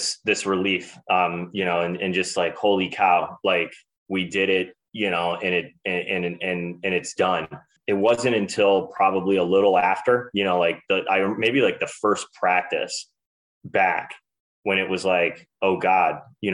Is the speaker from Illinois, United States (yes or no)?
no; Cleveland, Ohio, United States; a local guy from Cleveland